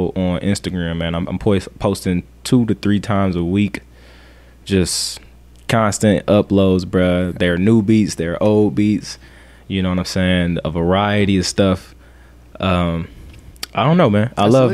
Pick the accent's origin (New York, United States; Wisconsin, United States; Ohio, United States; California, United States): Ohio, United States; Toledo; I'm from Toledo, Ohio. Been here all my life